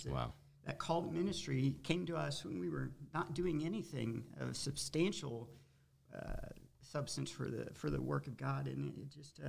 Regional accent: Fort Worth, Texas, United States; moved away as an adult; We were both born and bred in Fort Worth, Texas, just from different sides of the town.

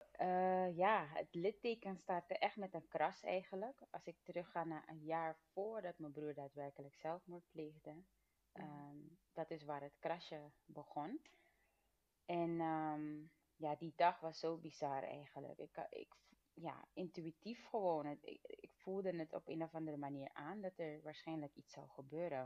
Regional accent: Suriname; now in Netherlands; ik ben geboren in Suriname en we zijn toen als gezin naar Nederland verhuisd

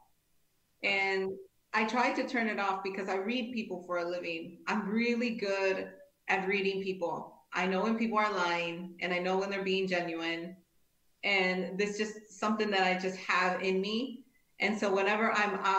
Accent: Cicero, Illinois, United States; I grew up in Cicero, which is a very rough neighborhood in Chicago.

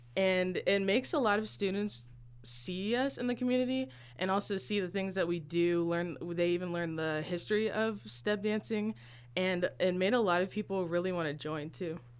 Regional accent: Galesburg, Illinois, United States; I was born and raised in Galesburg, Illinois

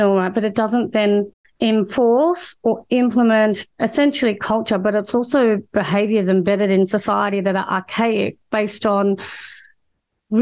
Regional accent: Australia; I'm Australian born and I've grown up predominantly, well, all the time of my life here

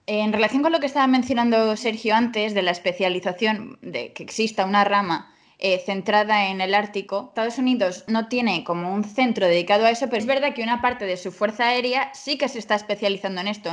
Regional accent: Spain; nosotros lo vemos como españoles

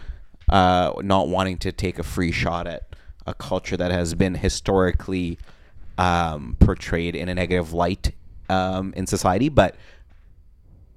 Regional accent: Montreal, Quebec, Canada; also born or lived in Russia; I'm also from Montreal, but I was born in Russia

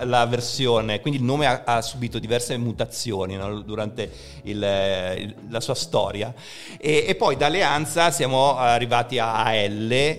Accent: Genoa, Liguria, Italy; io all'epoca non abitavo neanche proprio in città a Genova, ma i miei si erano trasferiti in collina

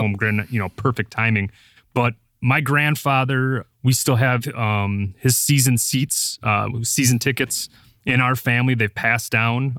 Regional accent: Appleton, Wisconsin, United States; I was born and raised in Appleton, Wisconsin

